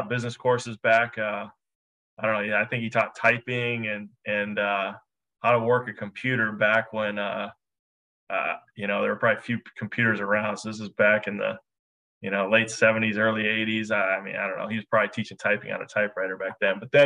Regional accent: Redwood Falls, Minnesota, United States; I grew up in a small town in southwestern Minnesota, a town of about just short of 6,000 people called Redwood Falls, Minnesota.

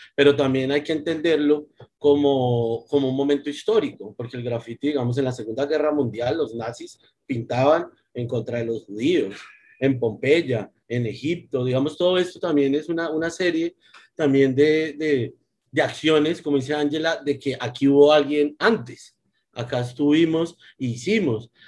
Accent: Bogotá, Colombia; yo nací en Bogotá, me crié en Bogotá

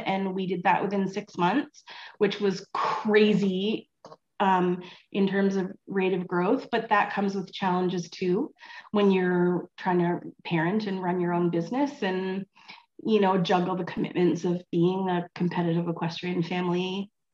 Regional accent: Vancouver, British Columbia, Canada; moved away as an adult; also born or lived in California / Ontario; I horse showed as a as a teenager and a kid in British Columbia. I grew up in Vancouver

